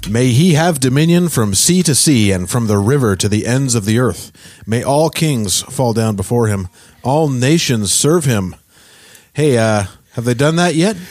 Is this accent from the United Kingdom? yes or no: no; Peterborough, Ontario, Canada; also born or lived in Gaspé, Quebec / Quebec City / Toronto; I grew up, uh, in Peterborough for the most part. I was born in Gaspé, in, uh, Quebec